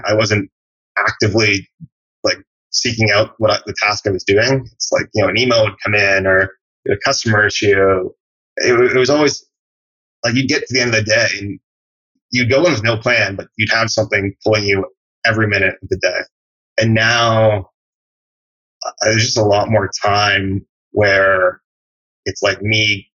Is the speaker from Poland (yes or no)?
no; Canada; moved away as an adult; now in United States; I'm from Canada originally. And when I moved to the US after college to work